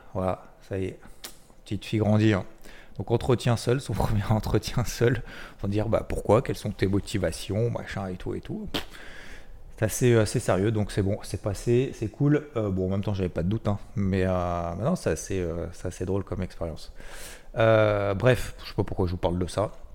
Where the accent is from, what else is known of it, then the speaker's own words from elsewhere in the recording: the South, south of France, France; je suis originaire du Sud